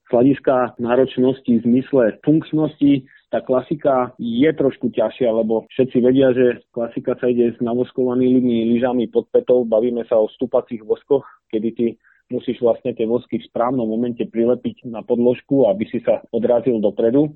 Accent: Dobšiná, Košice Region, Slovakia; moved away as an adult; also born or lived in Štrbské Pleso / Poprad; do 18 rokov ja som vyrastal v Dobšinej.

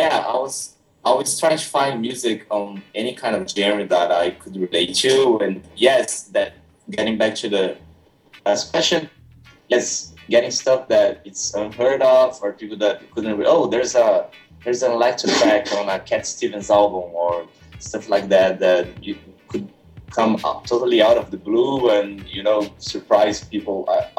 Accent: São Paulo, Brazil; English is a second language; I started like in my hometown. I came from inland São Paulo state.

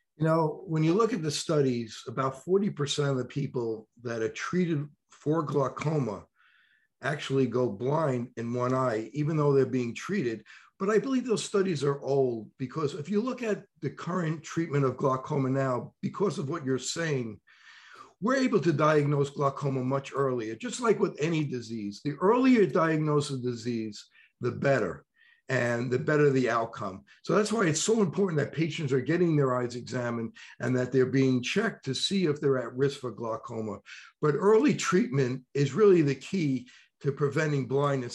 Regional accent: New York, United States; accent: New York; my new york accent

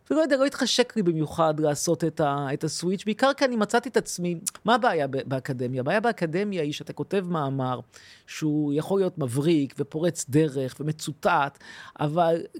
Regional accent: Tel Aviv, Tel Aviv District, Israel; אני גדלתי בתל אביב, נולדתי בתל אביב, ההורים שלי הגיעו אכן מפולין.

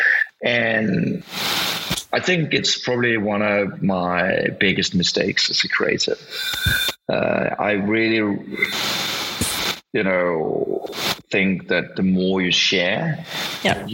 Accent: Denmark; English is a second language; I'm Danish

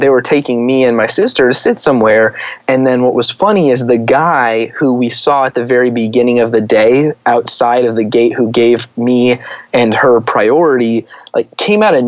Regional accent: Arizona, United States; moved away; I'm from Arizona originally.

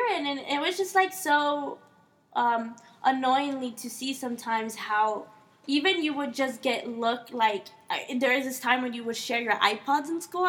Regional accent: Maywood, California, United States; I grew up in Maywood, Bell. I went to high school in Bell High, which is southeast L.A. And, you know, the majority is, it's a Mexican community.

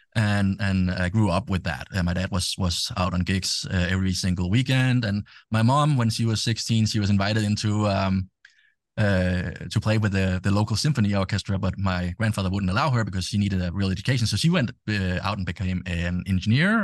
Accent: Denmark; English is a second language; I'm from Denmark

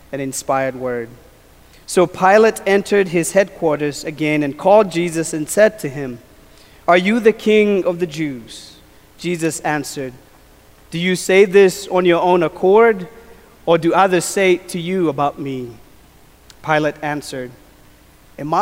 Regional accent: Kenya; moved away; As a kid, I grew up in Kenya, and I was a shepherd boy

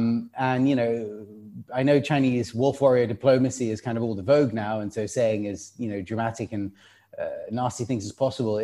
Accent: United Kingdom; me being a British person

